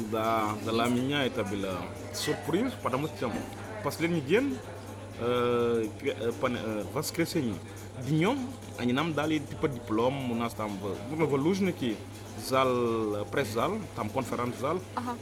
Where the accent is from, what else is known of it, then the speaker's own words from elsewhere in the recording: Senegal; Russian is a second language; now in Russia; я из Сенегала